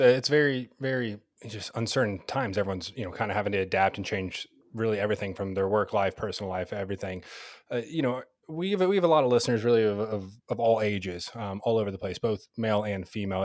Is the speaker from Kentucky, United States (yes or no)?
yes; Louisville, Kentucky, United States; moved away; I'm actually originally from Louisville, so, you know, grew up watching the old classic Big East